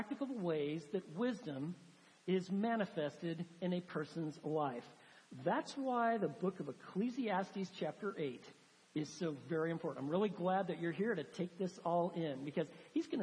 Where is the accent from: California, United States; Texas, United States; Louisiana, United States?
Texas, United States; Texans, we've got our own vocabulary. We have certain words like fixin' and y'all